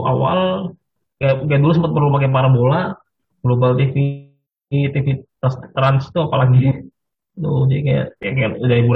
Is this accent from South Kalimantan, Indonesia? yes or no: yes; Banjarmasin, South Kalimantan, Indonesia; kayak pas kecil, kayak pas kecil tuh kayak kota gue banyak yang kota gue gue di Banjarmasin Kalimantan Selatan sebagai informasi